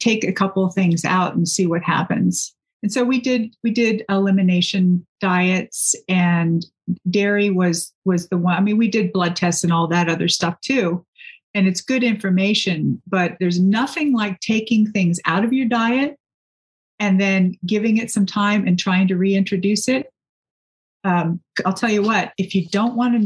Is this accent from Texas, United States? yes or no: yes; Texas, United States; I grew up in Texas, and those roots sometimes grab a hold of me